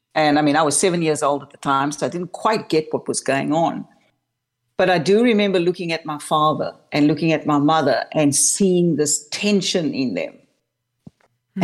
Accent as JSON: {"language": "English", "town": "Cape Town", "region": "Western Cape", "country": "South Africa", "tie": "born or raised there", "moved": "yes", "lives_now": "Melbourne, Australia", "said": "I was born and raised in Cape Town, South Africa"}